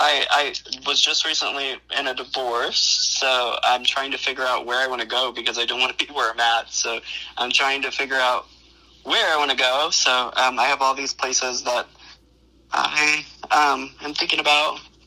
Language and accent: English; Ohio, United States; I'm from Ohio